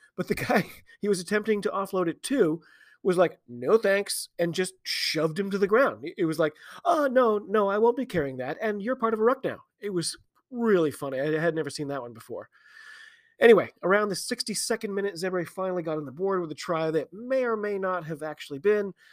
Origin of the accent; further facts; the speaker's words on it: United States; I'm an American